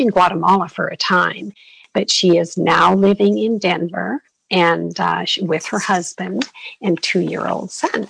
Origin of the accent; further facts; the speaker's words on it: Canada; moved away as an adult; now in Arizona, United States; I'm from Canada originally, and we moved down to Arizona with my husband's company